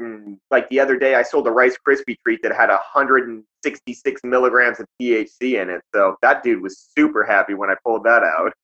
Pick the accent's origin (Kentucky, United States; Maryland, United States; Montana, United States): Montana, United States; Lincoln; moved away; also born or lived in Pompano Beach, Florida; I grew up in Lincoln, uh, which is a tiny ass town that nobody's ever heard of or seen on a map.